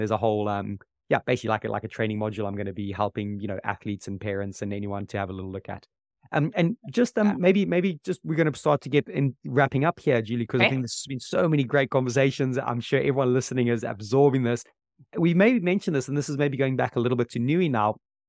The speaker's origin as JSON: {"language": "English", "country": "Zimbabwe", "tie": "born or raised there", "said": "Simba Mwati, I grew up with him in Zimbabwe."}